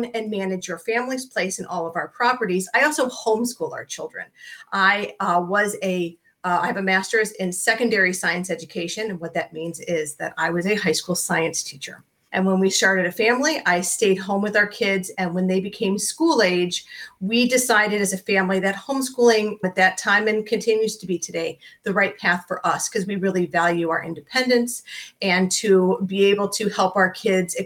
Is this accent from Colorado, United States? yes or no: no; Ohio, United States; we are both from Ohio.